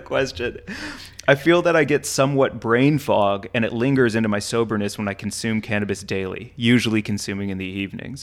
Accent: St. Louis, Missouri, United States; moved away; growing up and being in Saint Louis, Missouri is where Anheuser-Busch is

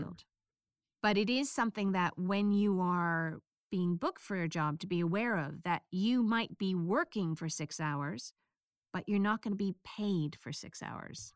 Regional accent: United States; accent: American; my bass accent is American

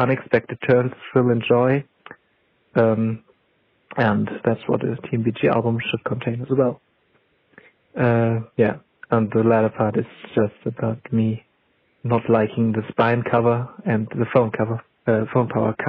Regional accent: Germany; from Germany

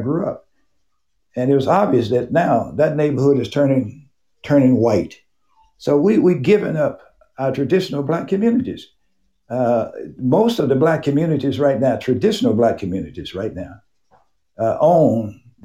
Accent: Memphis, Tennessee, United States; moved away as an adult; also born or lived in Hernando, Mississippi / Missouri; I grew up in the 40s and 50s in Memphis, Tennessee, and went to Frederick Douglass High School in 1958, graduated in 1962

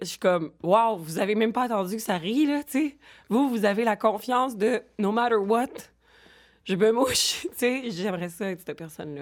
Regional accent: Boucherville, Quebec, Canada; also born or lived in Longueuil; now in Montreal, Canada; Je, je suis née à Longueuil, grandie à Boucherville et j'habite Montréal

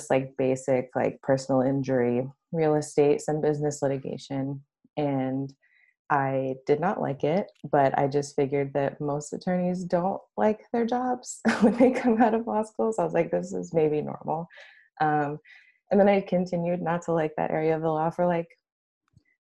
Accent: Los Angeles, California, United States; I came back home to go to law school. Home's in Los Angeles

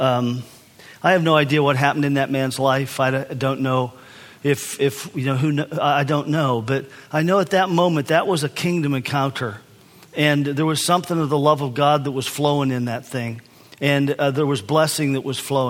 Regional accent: United States; I'm from the United States. I'm from America.

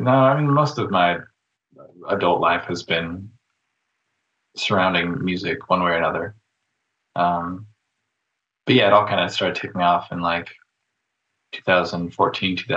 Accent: New Mexico, United States; moved away as an adult; now in Pacific Northwest, United States; I went to school in New Mexico.

